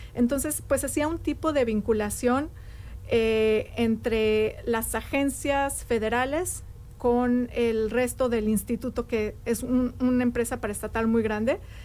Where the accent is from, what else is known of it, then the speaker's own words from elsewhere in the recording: Mexico City, Mexico; moved away as an adult; now in Bloomington, United States; yo nací en la Ciudad de México. Yo soy de México